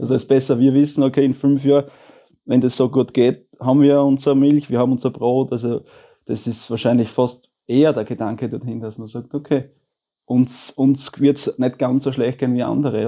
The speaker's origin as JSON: {"language": "German", "region": "Styria", "country": "Austria", "tie": "born or raised there", "said": "also der Elternbetrieb, oder von, wo die Johanna aufgewachsen ist, wo ich aufgewachsen bin"}